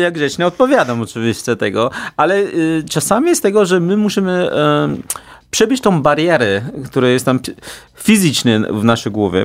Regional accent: China; Polish is a second language; now in Warsaw, Poland; jestem jedynym Chińczykiem w tej całej alejce

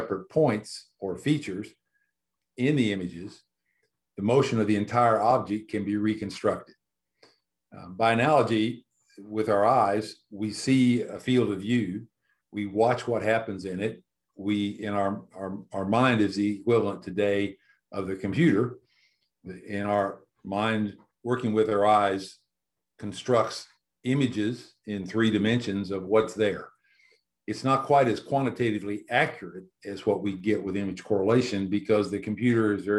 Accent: Illinois, United States; moved away as an adult; now in South Carolina, United States; I was born in Illinois, got my PhD at the University of Illinois

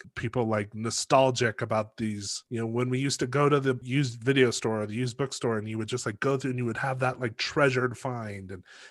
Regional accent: Los Alamos, New Mexico, United States; growing up in Los Alamos in 1991

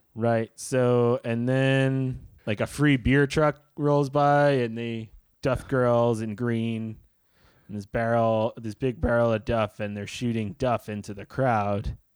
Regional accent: New York City, New York, United States; I had friends from all over, but mostly in, in the southern part of Brooklyn

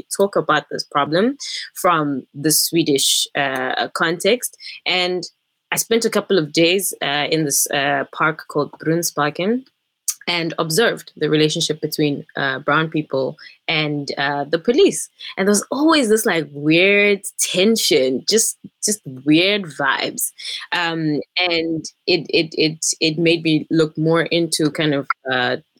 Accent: South Africa; now in Sweden; I am a South African who is literally like here on a visa

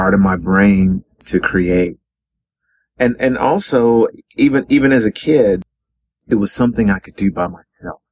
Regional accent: Carrboro, North Carolina, United States; I was born in Carrboro, North Carolina, a little town in North Carolina

